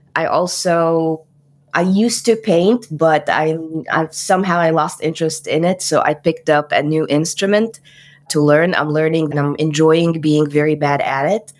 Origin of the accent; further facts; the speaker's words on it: Cairo, Cairo Governorate, Egypt; moved away; I am from Cairo, Egypt